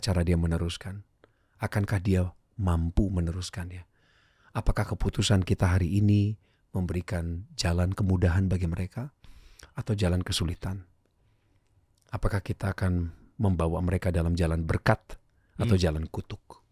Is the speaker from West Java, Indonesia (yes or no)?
yes; Bandung, West Java, Indonesia; Jumat saya dijemput ke sekolah, dibawa ke rumahnya, di Jalan Galunggung di Bandung